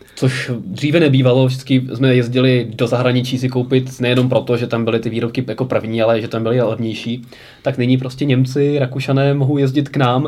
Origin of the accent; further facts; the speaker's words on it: Prague, Czechia; u nás v Praze